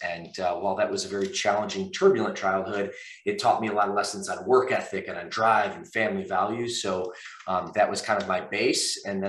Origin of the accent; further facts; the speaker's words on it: Michigan, United States; also born or lived in Atlanta, Georgia / South America; now in California, United States; I'm a California guy now, but I grew up actually in the Midwest in the state of Michigan.